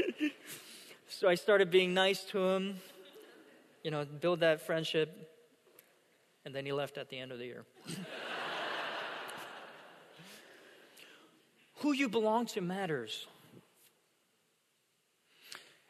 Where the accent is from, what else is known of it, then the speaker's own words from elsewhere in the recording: South Korea; first language Korean; English is a second language; moved away; I attended a middle school growing up in South Korea. And it was an international school that was built for, you know, foreign dignitaries and, you know, missionaries and the like and expats